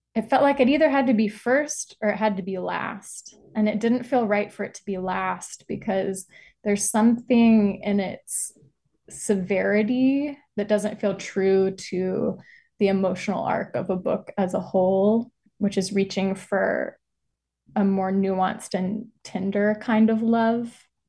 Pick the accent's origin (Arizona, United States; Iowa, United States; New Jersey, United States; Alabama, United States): Alabama, United States; Birmingham; growing up in Birmingham, Alabama